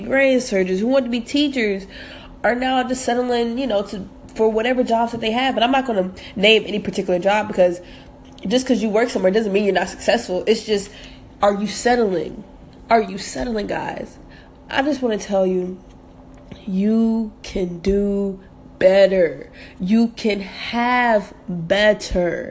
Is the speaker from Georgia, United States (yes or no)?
yes; Atlanta, Georgia, United States; also born or lived in North Carolina / Jamaica; I was born in North Carolina, raised in Atlanta, but every summer we would go spend our summers with my grandma in Jamaica.